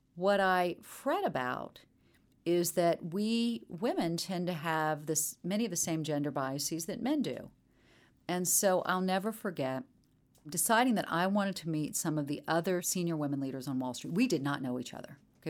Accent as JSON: {"language": "English", "town": "Charleston", "region": "South Carolina", "country": "United States", "tie": "born or raised there", "also_born_or_lived": "Chapel Hill, North Carolina", "moved": "as an adult", "said": "Growing up in Charleston, I was a middle child. very Southern family"}